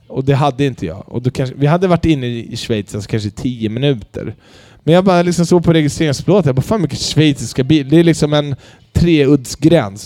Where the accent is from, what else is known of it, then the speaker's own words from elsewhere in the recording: Sweden; Jag är född i Sverige.